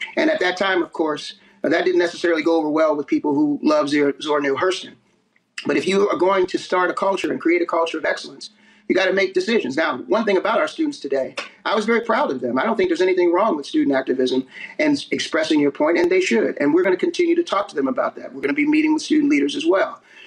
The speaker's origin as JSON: {"language": "English", "region": "East Coast", "country": "United States", "moved": "yes", "said": "I'm from the East Coast"}